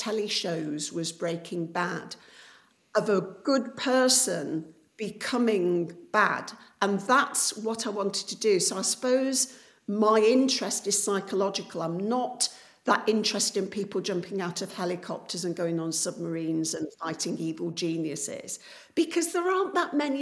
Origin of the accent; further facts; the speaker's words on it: Coalville, East Midlands, United Kingdom; my hometown of Colville in Leicestershire, which is a former pit town.